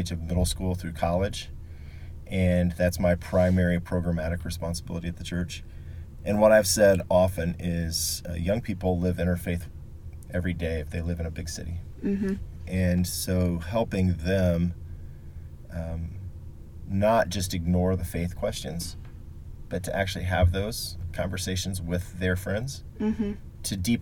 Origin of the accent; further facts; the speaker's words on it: Marion, Indiana, United States; moved away as an adult; now in Indianapolis, United States; I was born and raised in Marion, Indiana, which is a smaller city in Grant County, about 60 miles north of Indianapolis